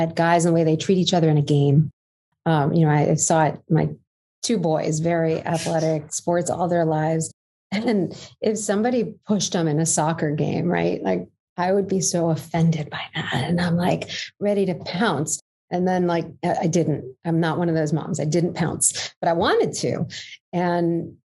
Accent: New York City, New York, United States; I grew up in Canarsie, Brooklyn

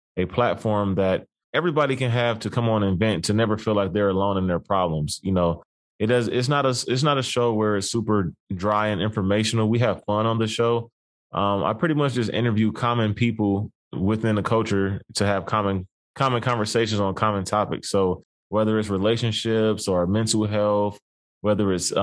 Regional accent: Cleveland, Ohio, United States; I'm born and raised in Cleveland, Ohio.

